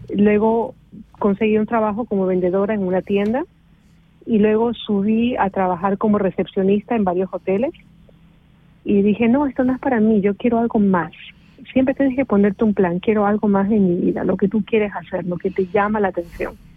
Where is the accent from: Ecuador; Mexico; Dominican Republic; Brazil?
Ecuador; moved away as an adult; now in Switzerland; Salí de Ecuador sin ningún plan.